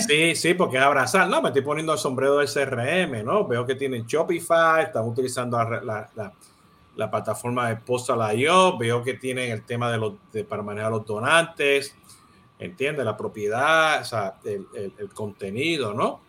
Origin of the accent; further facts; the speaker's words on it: Puerto Rico; now in Miami, United States; siendo puertorriqueño y, y asirio dominicano